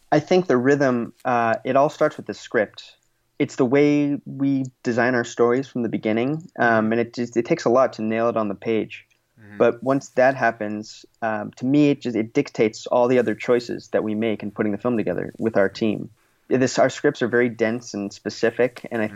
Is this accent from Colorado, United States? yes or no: no; Los Angeles, California, United States; I grew up here in the greater Los Angeles area. I grew up in the Valley